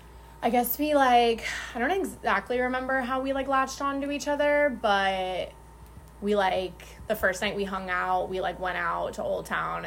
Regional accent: Phoenix, Arizona, United States; I'm from Phoenix, born and raised, still here.

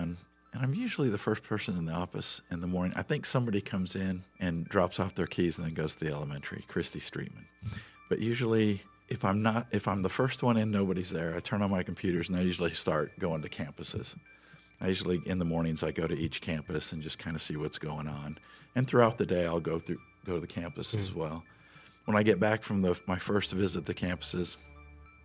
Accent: Omaha, Nebraska, United States; moved away as an adult; now in Grapevine, United States; I was born in Omaha, Nebraska. I lived there the first 25 years of my life.

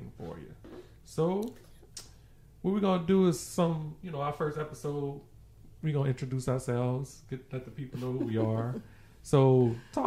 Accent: New Orleans, Louisiana, United States; moved away as an adult; now in Baton Rouge, United States; I'm originally from New Orleans, Louisiana. Born and raised, high school, you know, from New Orleans.

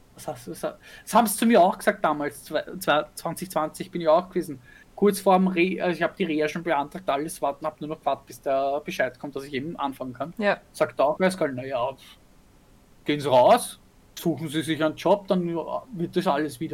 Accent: Vienna, Austria; bei uns in Wien

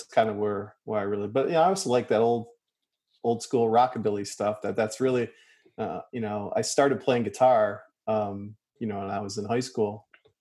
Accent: Detroit, Michigan, United States; as a kid growing up in Detroit

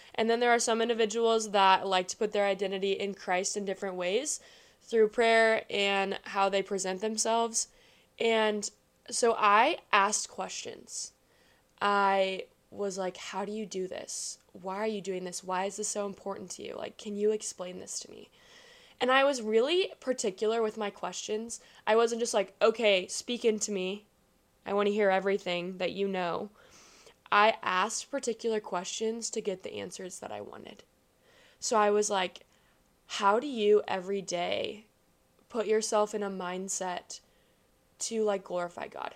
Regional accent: Kansas City, United States; I am from Kansas City

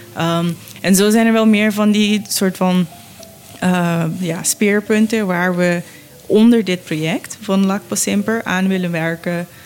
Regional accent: Curaçao; ik ben op Curaçao opgegroeid en ook rond vissers

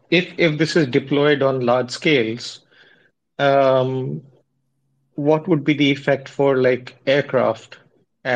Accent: India; I'm from India, and I'm a physicist by training

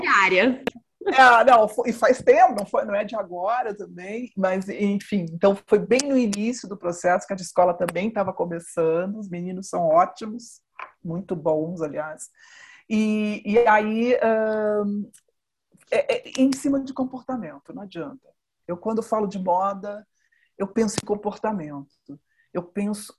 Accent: Brazil; Eu sou brasileira, eu percorri uma vida de uma profissional brasileira

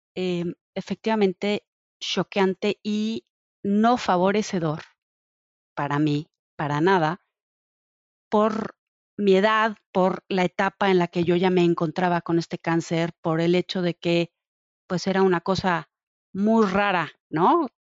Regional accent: Mexico; como mamá mexicana

